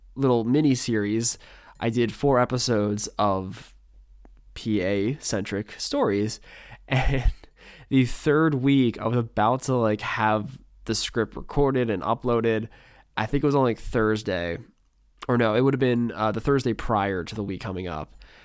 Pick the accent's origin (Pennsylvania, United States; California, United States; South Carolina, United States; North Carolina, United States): Pennsylvania, United States; my home state of Pennsylvania